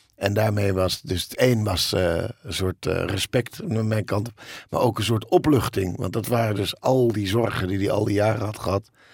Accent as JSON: {"language": "Dutch", "town": "Bussum", "region": "North Holland", "country": "Netherlands", "tie": "born or raised there", "said": "ik heb een, rijke jeugd gehad. En in het Gooi."}